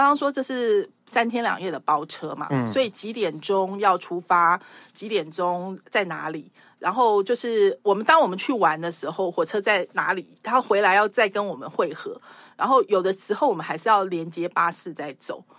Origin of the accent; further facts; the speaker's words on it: Taiwan; 就想到我是台湾人啊，所以我我我也知道这些历史这样。